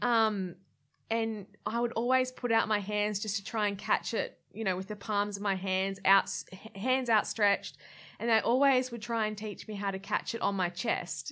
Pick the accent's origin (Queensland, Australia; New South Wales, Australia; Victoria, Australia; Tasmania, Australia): Queensland, Australia; Gold Coast; also born or lived in Brisbane; I grew up on the Gold Coast